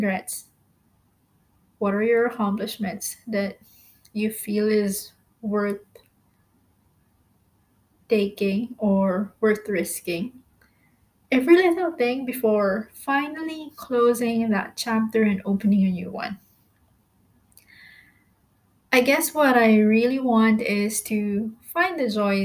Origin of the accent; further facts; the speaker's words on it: Philippines; moved away as an adult; now in Malaysia; I am a Filipino, by the way, currently staying in Malaysia. I've been here for about 3 years now